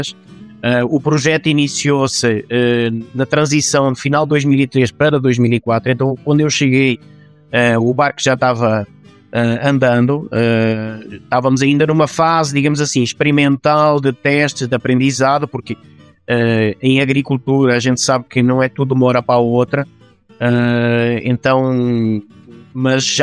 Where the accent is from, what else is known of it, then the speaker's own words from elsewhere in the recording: Fátima, Santarém District, Portugal; Eu sou de Fátima, de Portugal.